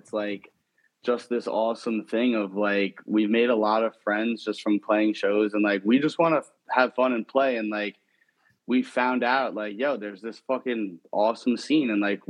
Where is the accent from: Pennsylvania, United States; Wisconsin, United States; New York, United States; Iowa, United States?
New York, United States; Bethpage; And like for me personally, like growing up in Bethpage, like let alone anything about Long Island shows and stuff